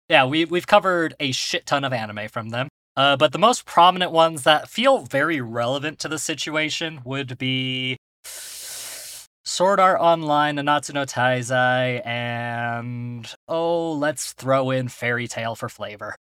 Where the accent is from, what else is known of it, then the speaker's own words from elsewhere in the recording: United States; We're American.